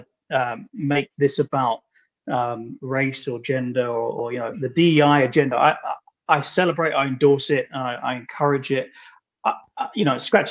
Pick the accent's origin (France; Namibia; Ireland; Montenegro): Ireland; I'm Irish